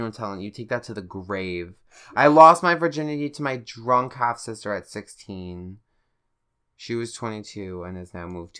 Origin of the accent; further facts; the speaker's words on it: Russia; The fact that I'm bisexual and from Russia.